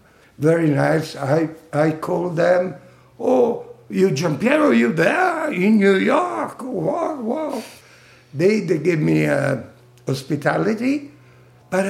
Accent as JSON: {"language": "English", "town": "Florence", "region": "Tuscany", "country": "Italy", "tie": "born or raised there", "also_born_or_lived": "Toronto", "second_language": "English", "moved": "yes", "lives_now": "Switzerland", "said": "And I got back to my hometown, Florence, after I lived for years in Toronto."}